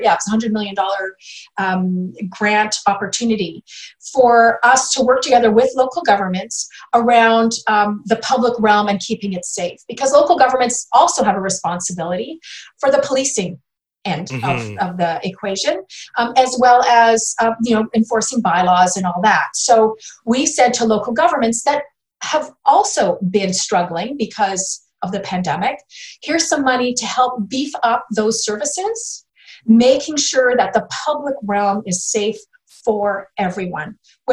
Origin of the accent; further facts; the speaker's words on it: British Columbia, Canada; And I that's a value that we have as British Columbians.